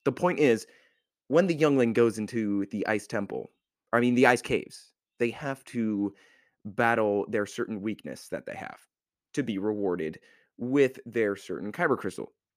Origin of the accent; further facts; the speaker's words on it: United States; I'm an American